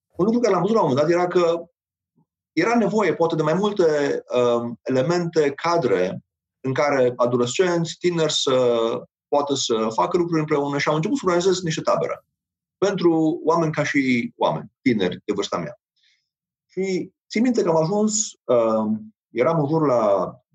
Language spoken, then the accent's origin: Romanian; Romania; noi ca și români